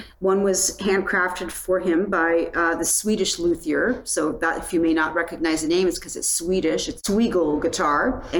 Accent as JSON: {"language": "English", "town": "Penticton", "region": "British Columbia", "country": "Canada", "tie": "born or raised there", "said": "I saw the … and the … in the same weekend when I was growing up in Penticton, BC, and they came to Penticton."}